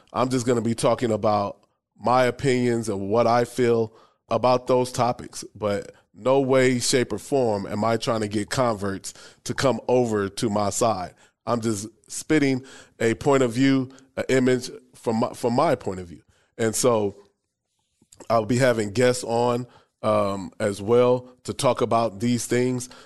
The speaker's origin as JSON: {"language": "English", "town": "Omaha", "region": "Nebraska", "country": "United States", "tie": "born or raised there", "also_born_or_lived": "Bowie, Maryland", "said": "I grew up in Omaha, Nebraska, born and raised"}